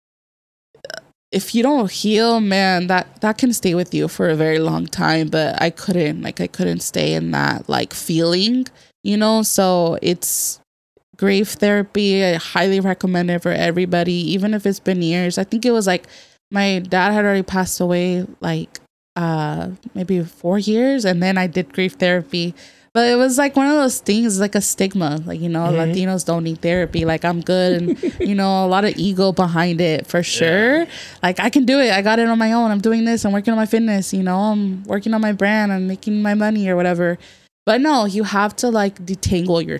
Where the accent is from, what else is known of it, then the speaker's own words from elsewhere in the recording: Merced, California, United States; now in San Diego, United States; I'm from the Central Valley. Shout out to 209 Merced, California